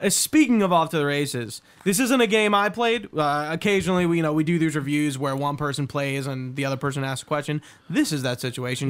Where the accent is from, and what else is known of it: Delaware County, Pennsylvania, United States